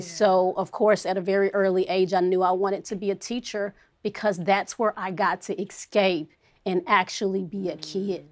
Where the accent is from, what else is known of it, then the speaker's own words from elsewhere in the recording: Fort Worth, Texas, United States; I am from Fort Worth, Texas